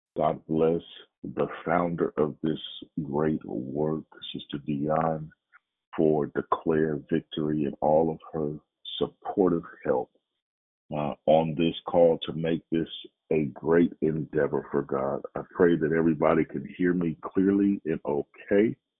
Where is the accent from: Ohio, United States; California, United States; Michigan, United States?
California, United States; Oakland; moved away as an adult; also born or lived in Louisiana; I was born in Oakland, California, uh, went to school in Oakland, California, then went on to college in Louisiana